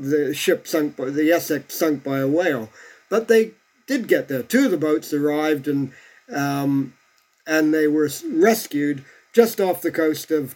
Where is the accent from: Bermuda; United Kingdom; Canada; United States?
Bermuda; I come from a place that was actually began life as a settlement of castaways.